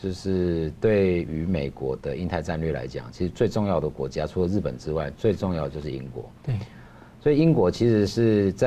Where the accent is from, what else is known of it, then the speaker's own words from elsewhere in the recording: Taiwan; 那我跟他聊了蛮多，他知道我是台湾来了之后，我们就交换了一些意见嘛。